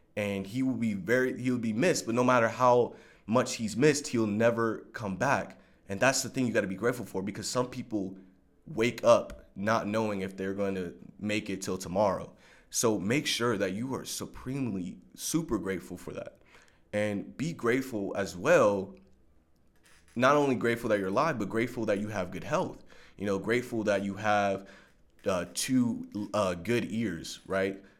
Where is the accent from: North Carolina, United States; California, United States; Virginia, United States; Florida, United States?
California, United States; Long Beach; I grew up in Long Beach, California